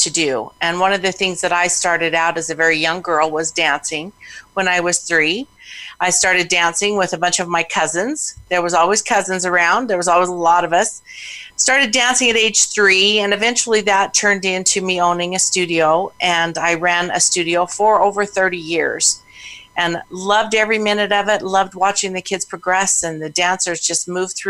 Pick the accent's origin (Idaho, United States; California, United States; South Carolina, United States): Idaho, United States; Pocatello; I was born and raised in Idaho